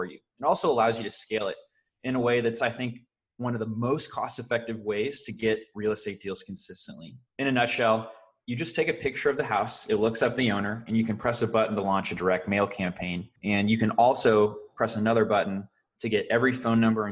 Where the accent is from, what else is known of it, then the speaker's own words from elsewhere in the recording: St. Louis, Missouri, United States; now in Indianapolis, United States; I grew up in St. Louis, Missouri, and I currently live in Indianapolis, Indiana